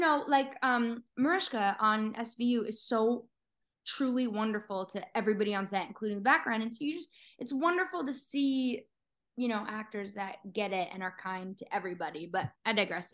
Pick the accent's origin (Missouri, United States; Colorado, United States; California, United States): Colorado, United States; Littleton; moved away; I'm from Littleton, so right outside of Denver, um, most people uh, obviously know Littleton from Columbine, which you know uh, was a traumatic event for all of us Littleton kids.